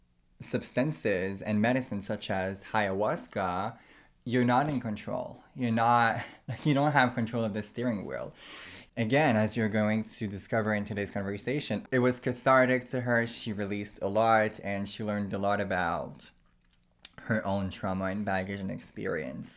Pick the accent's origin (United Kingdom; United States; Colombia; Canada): Canada; I myself am First Nation, so I am Aboriginal from Canada